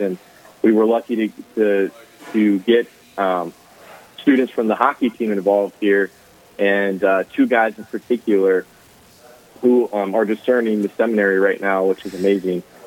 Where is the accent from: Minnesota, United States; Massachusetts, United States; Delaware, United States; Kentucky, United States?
Minnesota, United States; Mankato; also born or lived in Eagle Lake, Minnesota; I grew up in the in the Mankato area, going through the Catholic school system